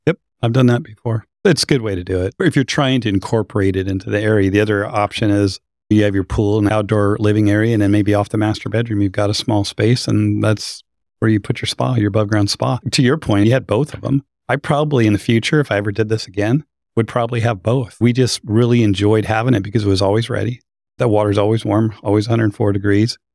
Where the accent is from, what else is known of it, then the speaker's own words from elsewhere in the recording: Idaho, United States; I grew up in Idaho